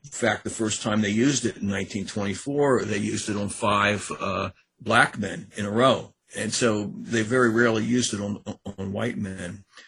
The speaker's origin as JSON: {"language": "English", "town": "Annapolis", "region": "Maryland", "country": "United States", "also_born_or_lived": "College Park, Maryland", "said": "I'm from Annapolis, Maryland"}